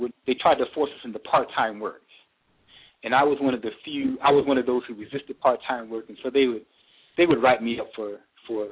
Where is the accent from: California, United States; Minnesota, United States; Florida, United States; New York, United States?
California, United States; Inglewood; moved away; also born or lived in Boston; I grew up in Inglewood, California, and I've lived in every hood in Los Angeles, Compton, Watts, South Central. But my formative years were in Inglewood, California